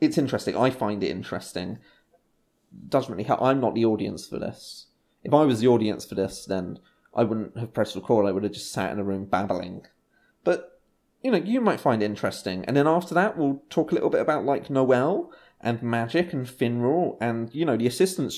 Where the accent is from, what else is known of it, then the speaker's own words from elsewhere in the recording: England, United Kingdom; I'm English. White English